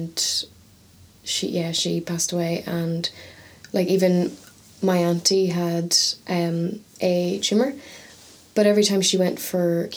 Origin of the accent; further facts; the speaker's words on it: Ireland; now in Northern Ireland; I'm from the South